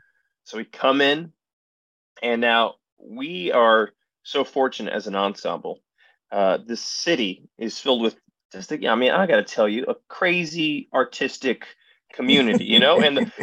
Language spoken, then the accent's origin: English; Allentown, Pennsylvania, United States; So my hometown of Allentown, Pennsylvania is also the hometown of a college named Muhlenberg College.